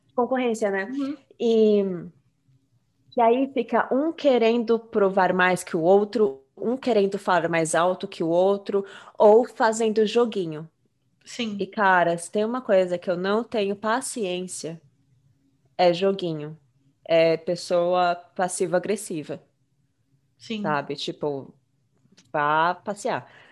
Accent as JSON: {"language": "Portuguese", "country": "Brazil", "moved": "yes", "lives_now": "United States", "said": "a gente saiu do Brasil."}